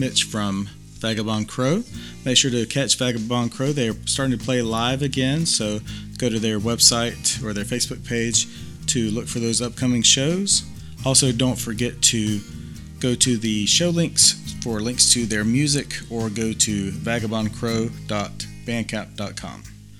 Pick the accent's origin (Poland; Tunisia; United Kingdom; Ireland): United Kingdom; Angus, Scotland; Angus, Scotland, my hometown